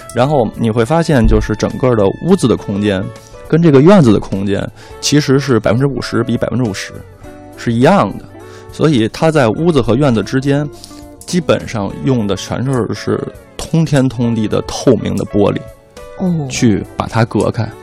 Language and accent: Chinese; Beijing, China; 我们团队大部分的人都是北京孩子，嗯。然后从小在这儿长大